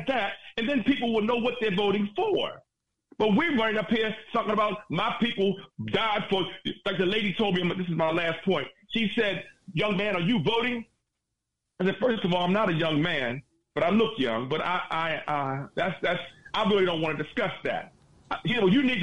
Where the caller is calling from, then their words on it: Baltimore, Maryland, United States; I'm calling from Baltimore